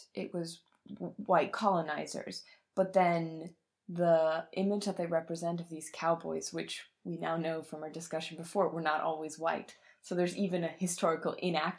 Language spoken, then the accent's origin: English; Bavaria, Germany; I'm from Bavaria